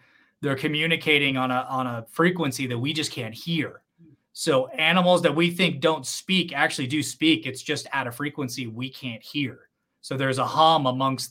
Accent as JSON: {"language": "English", "region": "California", "country": "United States", "tie": "born or raised there", "said": "I grew up in California where people sue McDonald's for getting burnt with hot"}